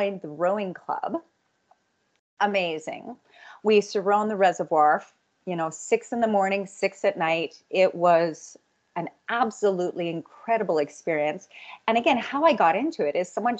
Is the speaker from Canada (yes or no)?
yes; Red Deer, Alberta, Canada; now in Calgary, Canada; I grew up outside of Red Deer